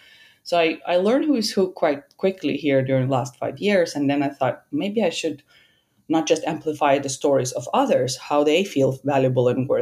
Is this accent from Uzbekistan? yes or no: yes; Uzbekistan; English is a second language; moved away as an adult; also born or lived in Denmark; now in Finland; I come from Uzbekistan